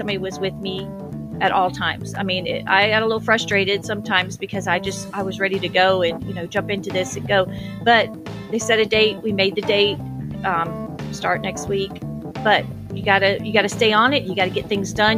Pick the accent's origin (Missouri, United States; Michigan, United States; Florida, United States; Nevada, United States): Florida, United States; Orlando; now in Georgia, United States; I'm from Orlando, Florida